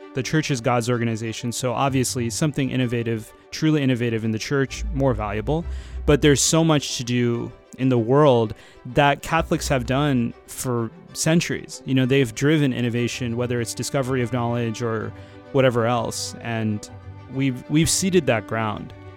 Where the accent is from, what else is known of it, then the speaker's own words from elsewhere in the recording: Florida, United States; moved away; also born or lived in San Francisco, United States / Northern California, United States; I was born in Florida, but then I found my way to San Francisco, where I had the majority of my career so far